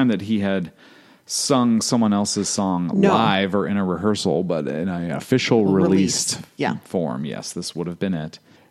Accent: Indiana, United States; growing up in Indiana.

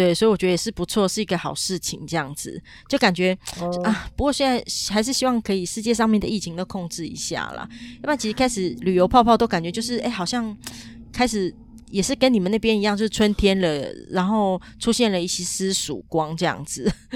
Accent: Taiwan; 我台湾人一辈子可以改三次名字

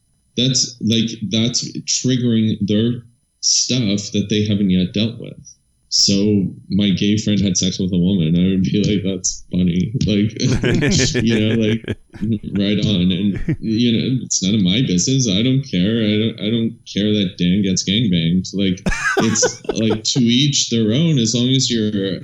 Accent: about 3.5-4 hours north of Toronto, Ontario, Canada; moved away as an adult; also born or lived in Europe; I'm from about 3.5-4 hours north of Toronto

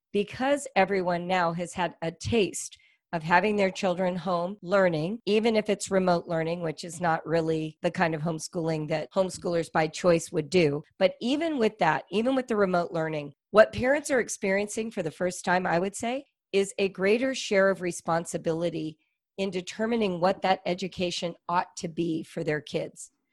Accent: California, United States; we're from California

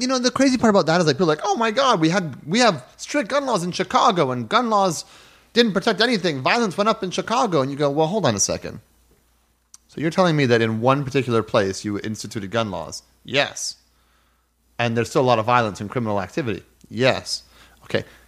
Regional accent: Canada; As a Canadian growing up in a household where we had guns in the house

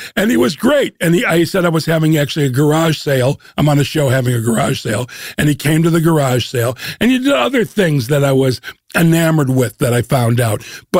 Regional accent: Chicago, Illinois, United States; also born or lived in New York; now in Los Angeles, United States; I'm from Chicago and I currently live in LA, but I've lived in New York.

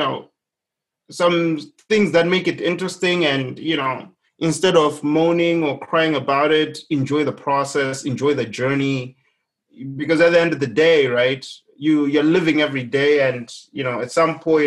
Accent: Zimbabwe; moved away as an adult; now in United States; my home country, Zimbabwe

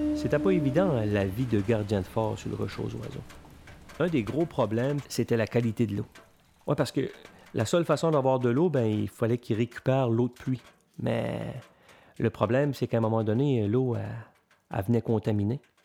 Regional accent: L'Étang-du-Nord, Quebec, Canada; je suis originaire de l'étang du Nord. C'est une petite communauté aux îles de la Madeleine

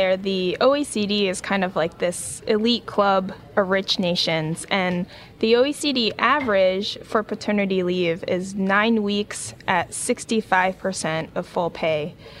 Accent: Japan; English is a second language; you know, I grew up in Japan. I'm Japanese. I spent half my life there.

